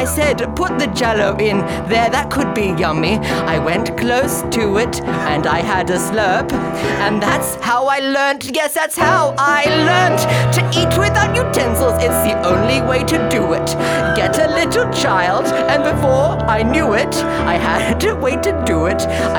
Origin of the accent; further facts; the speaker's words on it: South Yarra, Victoria, Australia; When I was a little girl growing up in South Yarra, I went to get my dinner and I went, where's it, mother?